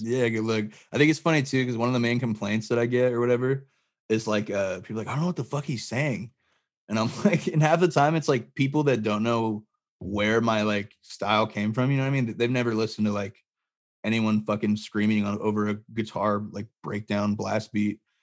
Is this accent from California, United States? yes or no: yes; Barstow, California, United States; I grew up in Barstow, California